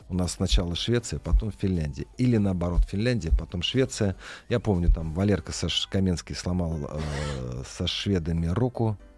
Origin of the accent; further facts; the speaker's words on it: Russia; Я россиянин, э, Поэтому ко мне не подходили